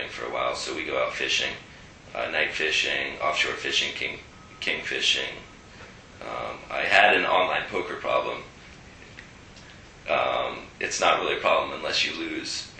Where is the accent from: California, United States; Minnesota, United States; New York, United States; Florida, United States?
Florida, United States; Jacksonville; moved away as an adult; also born or lived in Atlantic Beach, Florida / New Jersey; born and raised in Jacksonville